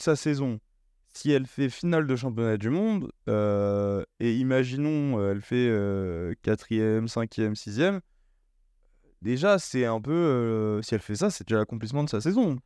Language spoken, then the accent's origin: French; France; on est français